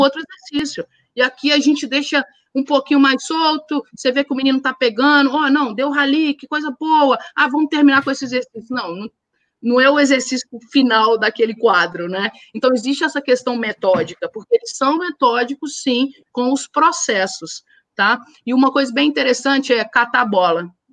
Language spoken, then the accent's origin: Portuguese; Brazil; a gente, como brasileiro